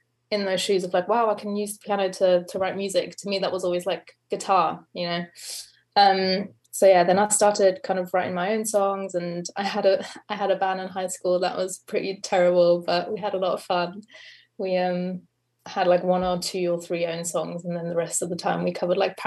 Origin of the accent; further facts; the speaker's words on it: Germany; moved away as an adult; now in London, United Kingdom; I am from Germany originally. I am in Berlin right now, but I've been living in London for the past 7 years